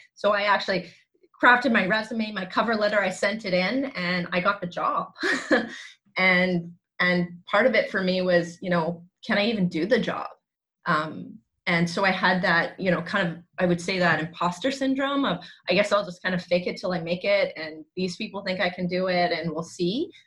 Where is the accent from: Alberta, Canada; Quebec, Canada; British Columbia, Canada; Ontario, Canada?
British Columbia, Canada; Langley; born and raised actually in Langley, BC